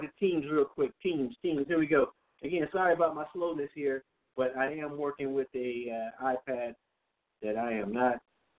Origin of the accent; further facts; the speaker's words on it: Los Angeles, California, United States; We from L.A.